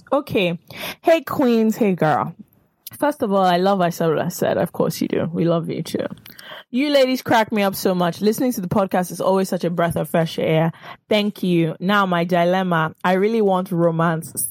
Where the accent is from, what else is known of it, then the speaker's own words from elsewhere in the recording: United Kingdom; I'm British.